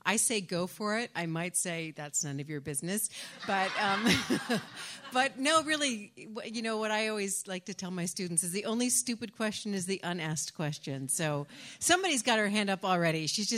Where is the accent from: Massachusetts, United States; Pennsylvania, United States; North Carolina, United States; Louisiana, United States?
Massachusetts, United States; from Massachusetts, and. Hi, Kathy. Hi, and I'm retired now